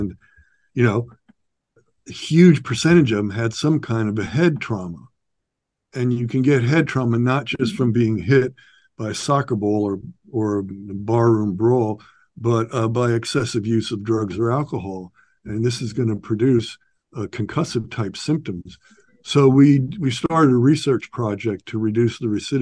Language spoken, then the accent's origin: English; New York, United States; now in Santa Barbara, United States; I'm from New York, New York City, just outside of New York City. I had a pretty rough childhood and adolescence